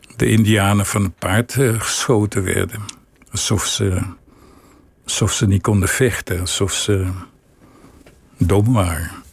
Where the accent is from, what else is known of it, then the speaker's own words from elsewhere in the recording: Willemstad, Curaçao; moved away; ik groeide op in Willemstad